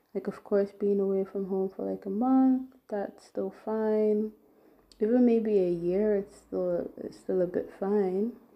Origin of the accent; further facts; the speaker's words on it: Nigeria; moved away as an adult; now in Germany; I was bo- um, born and brought up in Nigeria